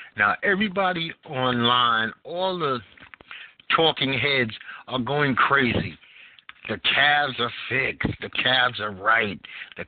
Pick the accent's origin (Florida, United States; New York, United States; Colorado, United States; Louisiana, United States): New York, United States; New York City; moved away; I'm from Brooklyn, New York originally, so I love four seasons